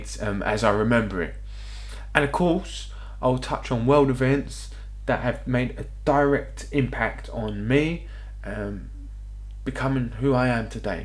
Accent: London, United Kingdom; I was born in North London, England

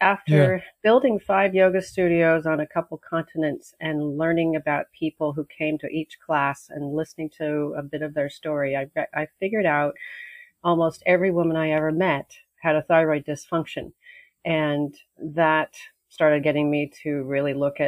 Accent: Los Angeles, California, United States; moved away as an adult; also born or lived in Australia / Mexico; now in Maui, United States; where I was growing up in Pacific Palisades

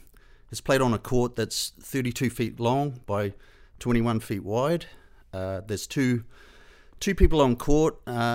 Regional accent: Hinds, Canterbury, New Zealand; Yeah, I grew up in the South Island of New Zealand. I grew up in a very small town called Hines, and we only had a population of 300 people.

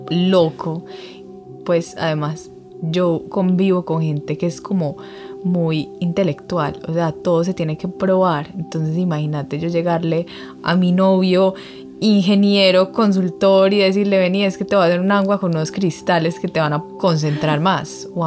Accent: Medellín, Antioquia, Colombia; born there; nací en Medellín, Colombia, una familia hermosa, dos papás muy trabajadores

